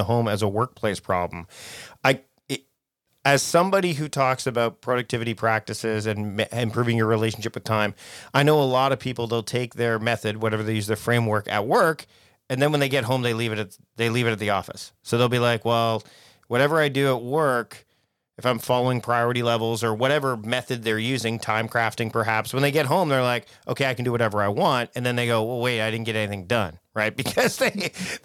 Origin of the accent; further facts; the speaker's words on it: Canada; I'm Canadian